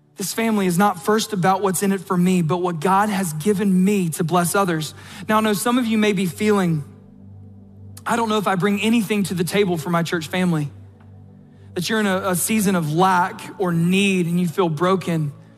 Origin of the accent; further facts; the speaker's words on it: South Georgia, United States; accent: South Georgia; my South Georgia accent